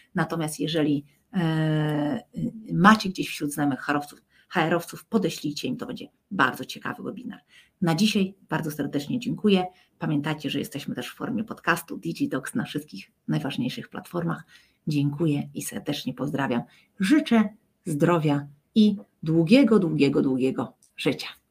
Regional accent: Poland; my z Polski

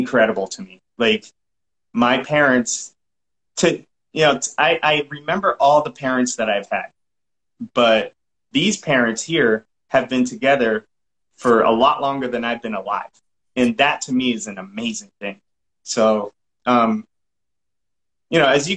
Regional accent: Massachusetts, United States; accent: Massachusetts; now in Texas, United States; I'm from Massachusetts

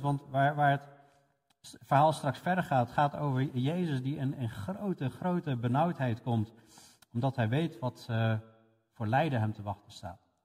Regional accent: Netherlands; voor ons als Nederlanders

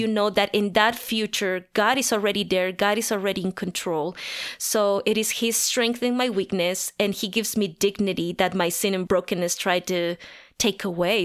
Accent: La Paz, Bolivia; moved away as an adult; now in Denver, United States; I was born and raised in La Paz, Bolivia, the highest capital in the world.

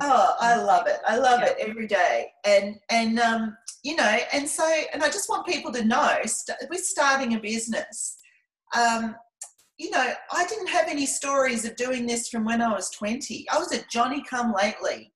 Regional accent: Scotland, United Kingdom; now in Melbourne, Australia; I grew up in Scotland

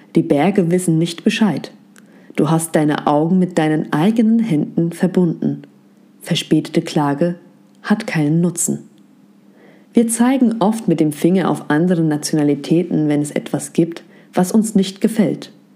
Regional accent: Germany; Ich bin mit meiner Mehrsprachigkeit in Deutschland aufgewachsen

